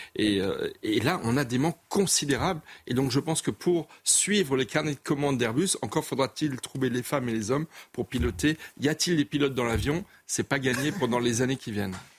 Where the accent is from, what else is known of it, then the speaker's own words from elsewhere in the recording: Colmar, Grand Est, France; je suis alsacien, colmarien, donc je connais bien les Vosges